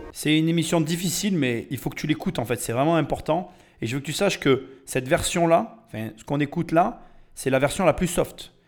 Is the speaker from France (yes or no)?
yes; France; on est des Français